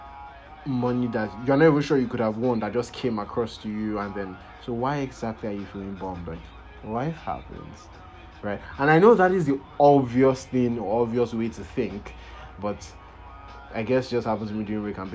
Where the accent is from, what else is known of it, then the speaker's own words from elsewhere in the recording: Nigeria; I am Nigerian